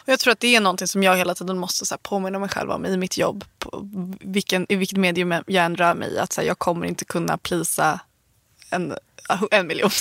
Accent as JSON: {"language": "Swedish", "town": "Värmdö", "region": "Stockholm County", "country": "Sweden", "also_born_or_lived": "Nacka", "said": "jag är från, jag är från landet. Jag är, från Värmdö. Um, Värmdö, Nacka och så."}